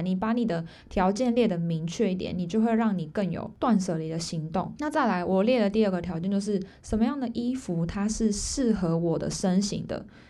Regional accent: Taiwan; moved away as an adult; now in Pingtung, Taiwan; 我人不在我家乡，因为我本来，我本身是新竹人，但我现在在屏东

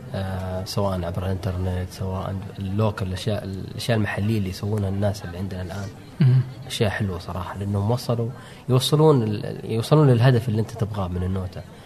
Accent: Saudi Arabia; من عندنا في السعودية

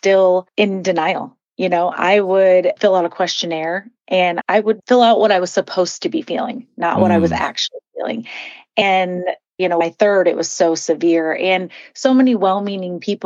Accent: Midwest, United States; I grew up in the Midwest

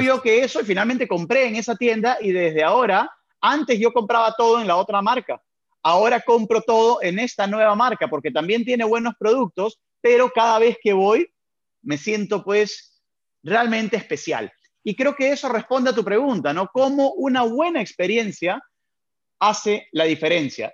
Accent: Peru; also born or lived in Venezuela; nací en Venezuela, pero fue por temas de trabajo, por temas laborales de mi padre. Entonces, al poco tiempo de nacido, volvieron para Perú

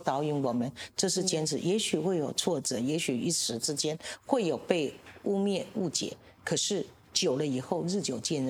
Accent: Dongshi, Chiayi County, Taiwan; 他认为基层，因为来自基层，像我们来自东石，

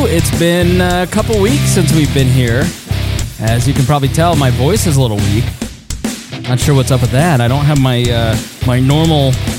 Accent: Plainfield, Indiana, United States; my hometown in Plainfield, Indiana. And where I grew up was 98% white.

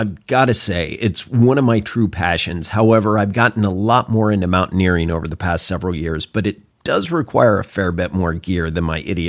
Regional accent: Oklahoma, United States; I grew up in Oklahoma.

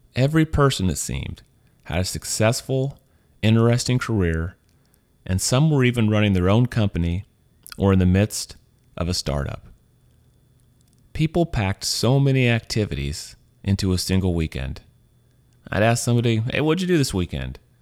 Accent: Missouri, United States; moved away as an adult; also born or lived in Louisiana; now in San Francisco, United States; I'm from Missouri. I was born there. I was raised there

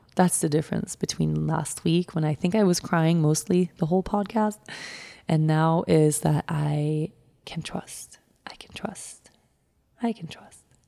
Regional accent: Sweden; moved away; go to my home country

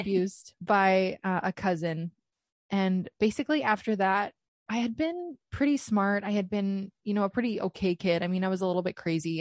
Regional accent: Canada; I am Canadian.

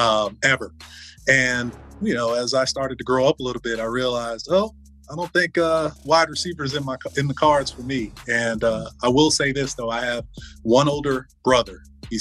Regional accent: Fort Lauderdale, Florida, United States; I grew up in South Florida. I grew up in Fort Lauderdale

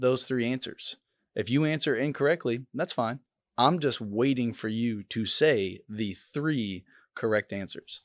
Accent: Oklahoma, United States; I'm from Oklahoma

